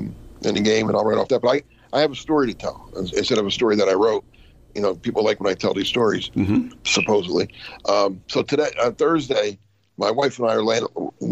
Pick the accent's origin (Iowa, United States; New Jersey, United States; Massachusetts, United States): New Jersey, United States; moved away; I grew up in Jersey